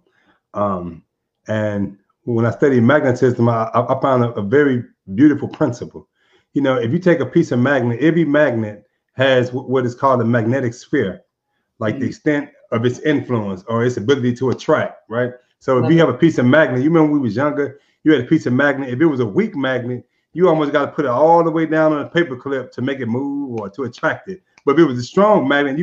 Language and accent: English; St. Louis, Missouri, United States; now in Arizona, United States; now here in Arizona, I'm from St. Louis, and St. Louis as an environment gave me a lot